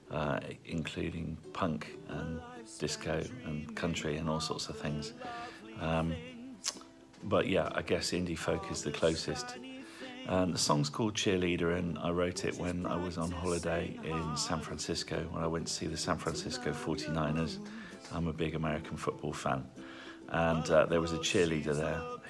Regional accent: Stratford-upon-Avon, West Midlands, United Kingdom; I'm from Stratford-upon-Avon in the Midlands

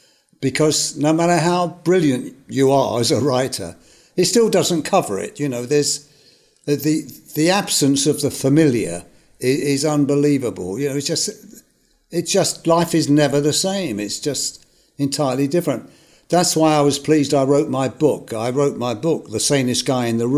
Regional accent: London, United Kingdom; I came from Hackney.

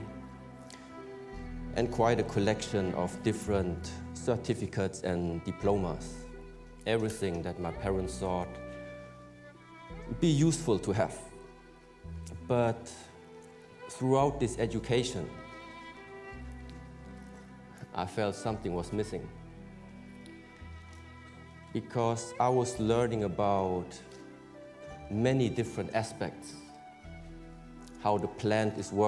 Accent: Germany; I was born in Germany

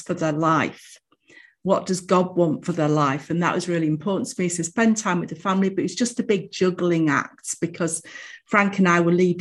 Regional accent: Manchester, North West England, United Kingdom; also born or lived in Bromley, London; I was born in Manchester in a place called Middleton. And then we moved, when I was about five, we moved to London, to Bromley, because my dad got a job in the city. And then when I was about 11, moved back to Manchester, but onto the south side of Manchester

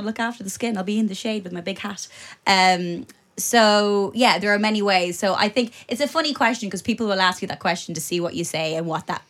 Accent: Ireland; But for me … growing up in Ireland, in 90s Ireland, she was everything.

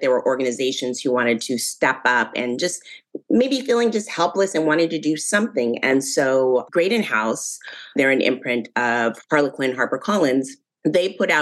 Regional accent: Northern California, United States; we'd take the long trip from Northern California all the way to New Orleans

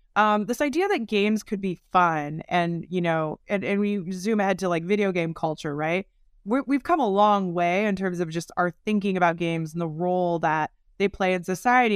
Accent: Oregon, United States; as a kid growing up in Oregon here in the U, United States

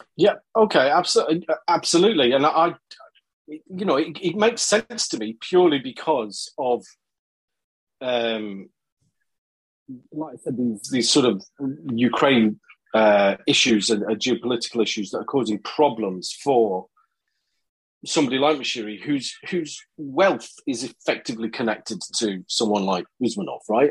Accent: Scotland, United Kingdom; moved away as an adult; also born or lived in China; I grew up in Scotland and family from Liverpool

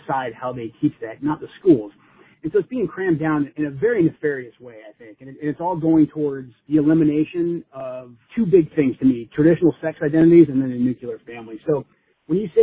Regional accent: Portland, Oregon, United States; I grew up in Portland

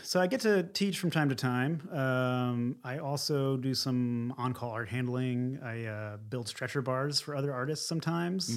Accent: outside of Philadelphia, Pennsylvania, United States; moved away as an adult; also born or lived in Secaucus, New Jersey; now in San Francisco, United States; I was born in Secaucus, New Jersey, and then mostly lived outside of Philadelphia

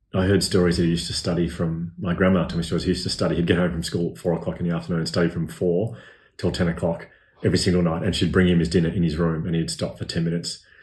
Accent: Melbourne, Victoria, Australia; I grew up here in Melbourne

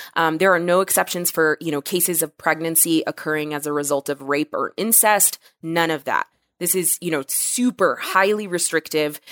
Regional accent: Texas, United States; my home state, Texas

